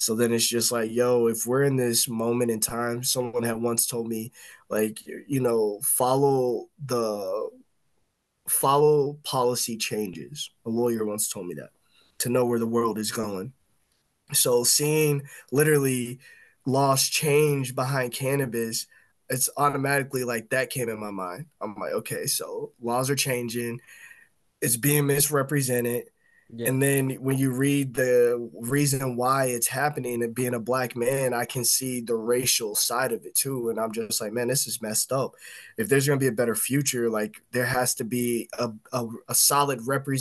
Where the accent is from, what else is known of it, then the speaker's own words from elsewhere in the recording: Indiana, United States; moved away as an adult; now in Illinois, United States; I'm from Yeah, Indiana